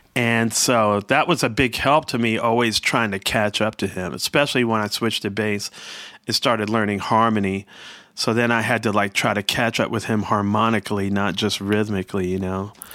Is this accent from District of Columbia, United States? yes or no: yes; Washington, District of Columbia, United States; growing up in Southeast Washington